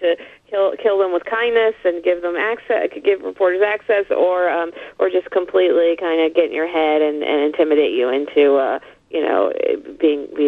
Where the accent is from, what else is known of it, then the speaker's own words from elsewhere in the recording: Texas, United States; moved away as an adult; now in New York, United States; growing up in the South